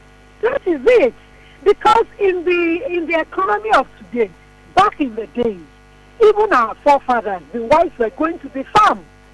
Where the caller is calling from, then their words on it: Lagos, Nigeria; Okay, I'm calling from Lagos.